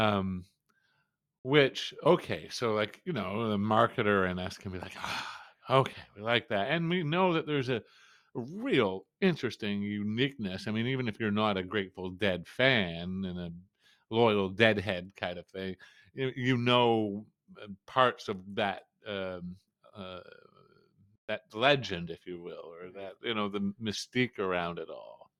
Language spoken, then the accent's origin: English; New Brunswick, Canada; being Canadian, but coming from Canada is only, uh, officially bilingual province